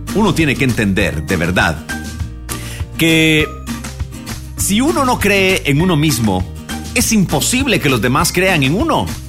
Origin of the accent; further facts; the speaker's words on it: Guatemala; nosotros los guatemaltecos